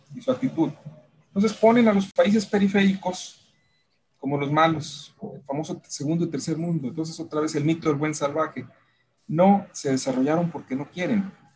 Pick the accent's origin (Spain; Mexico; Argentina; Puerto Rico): Mexico; also born or lived in Monterrey